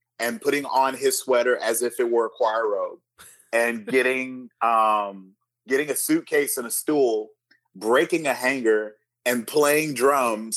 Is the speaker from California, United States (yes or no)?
yes; California, United States; I was raised in California